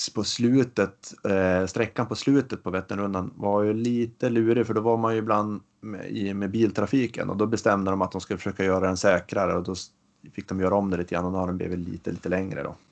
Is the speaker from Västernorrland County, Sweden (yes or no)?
yes; Västernorrland County, Sweden; hemma i Ångermanland